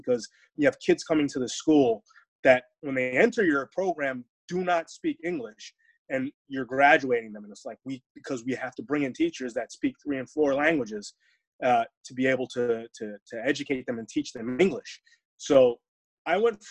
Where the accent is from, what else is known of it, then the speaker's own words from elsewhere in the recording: New York, United States; moved away; also born or lived in Phoenix, Arizona / Texas; I grew up in New York and moved to Phoenix